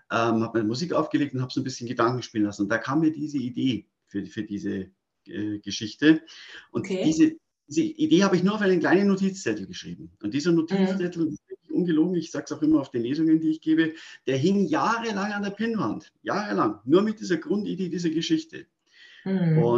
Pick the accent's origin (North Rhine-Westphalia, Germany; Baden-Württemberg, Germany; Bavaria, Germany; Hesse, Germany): Bavaria, Germany; Munich; Ich bin ein echtes Münchner Kindel, also ich bin in München geboren und aufgewachsen.